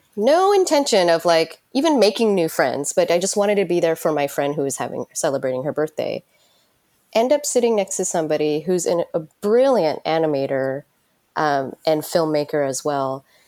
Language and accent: English; United States; moved away as an adult; also born or lived in San Francisco; now in Tokyo, Japan; growing up in United States